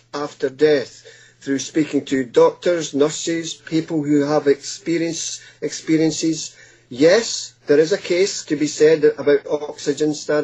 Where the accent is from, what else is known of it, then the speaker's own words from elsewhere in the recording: Scotland, United Kingdom; moved away as an adult; now in Hastings, United Kingdom; as a small boy growing up in Scotland